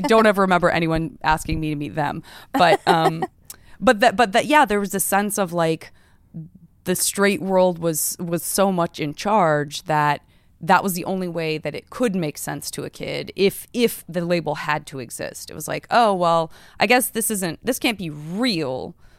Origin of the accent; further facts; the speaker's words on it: Arizona, United States; I'm from Arizona